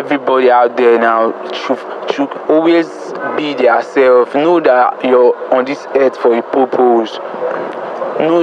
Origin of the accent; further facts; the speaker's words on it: Lagos, Nigeria; also born or lived in Jos; I'm even actually from Jos. I'm born and brought up in Lagos, so I'm a Jos boy